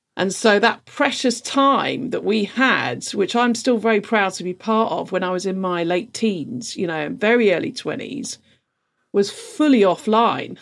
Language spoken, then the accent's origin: English; London, United Kingdom; I grew up in London